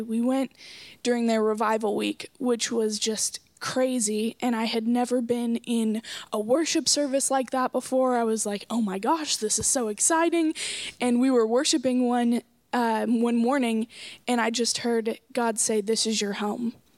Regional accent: Coweta, Oklahoma, United States; I'm from Coweta, Oklahoma

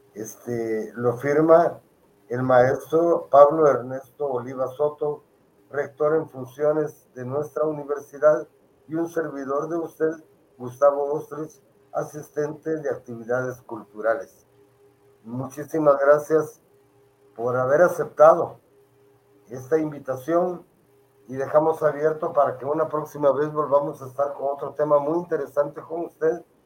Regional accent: Guatemala; como guatemaltecos

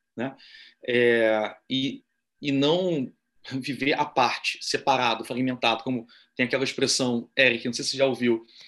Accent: Brazil; nós, Sim. enquanto brasileiros misóginos

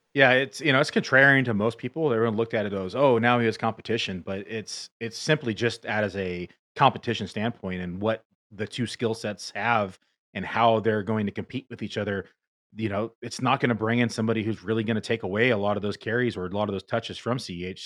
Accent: Northern California, United States; now in Bend, United States; I grew up in Northern California

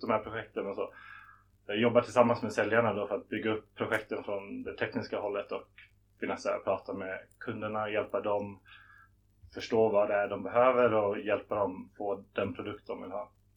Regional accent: Stockholm, Stockholm County, Sweden; moved away as an adult; also born or lived in Lund / Malmö / Beijing; Jag är född i Stockholm men så fort jag kunde flyttade jag ner till Lund och började plugga på LTH

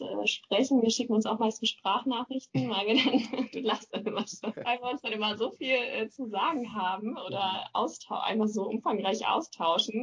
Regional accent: Neumünster, Schleswig-Holstein, Germany; now in Lübeck, Germany; Ich komme aus Neumünster

